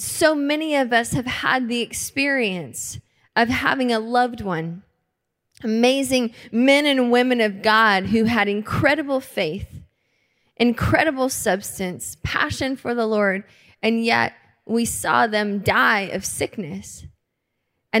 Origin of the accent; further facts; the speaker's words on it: Lincolnton, Georgia, United States; now in Tacoma, United States; my hometown in Lincolnton, Georgia